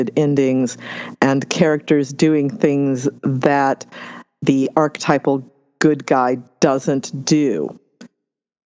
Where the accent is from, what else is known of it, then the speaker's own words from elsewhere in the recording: Los Angeles County, California, United States; I grew up in Los Angeles County